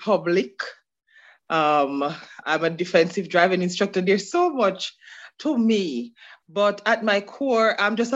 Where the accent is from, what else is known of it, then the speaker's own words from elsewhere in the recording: Osborne Store, Clarendon, Jamaica; now in Queens, United States; I am from the community of Osborne Store. Wow. In Clarendon.